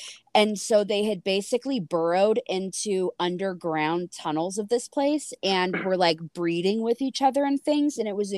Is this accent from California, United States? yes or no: yes; California, United States; because I'm in California, or I grew up in California near Folsom